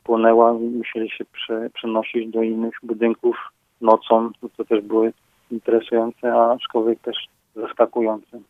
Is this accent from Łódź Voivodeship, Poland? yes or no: yes; Radomsko, Łódź Voivodeship, Poland; now in Dzierżoniów, Poland; Ja się urodziłem daleko stąd, w Radomsku, a dzierżeniawianinem jestem dopiero 20 lat